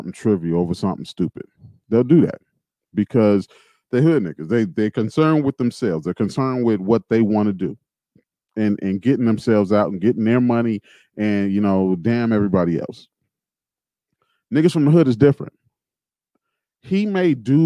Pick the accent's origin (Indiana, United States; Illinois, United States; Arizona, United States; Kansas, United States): Indiana, United States; Gary; I grew up in Gary, Indiana.